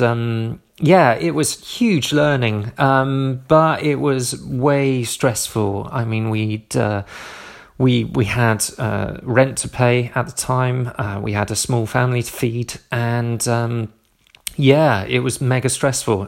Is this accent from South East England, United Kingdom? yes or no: yes; Southampton, South East England, United Kingdom; moved away; moved down to Southampton, um, my hometown